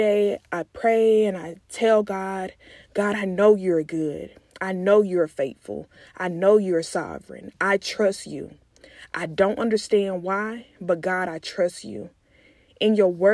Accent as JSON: {"language": "English", "town": "McComb", "region": "Mississippi", "country": "United States", "moved": "yes", "lives_now": "Dallas, United States", "said": "I am originally from Macomb, Mississippi, but I currently reside in Dallas, Texas"}